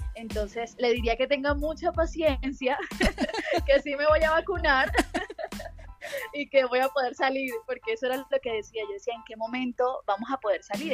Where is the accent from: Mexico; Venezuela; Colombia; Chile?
Colombia; Caribbean coast of Colombia, Caribbean Region; accent: costeño; cómo somos los costeños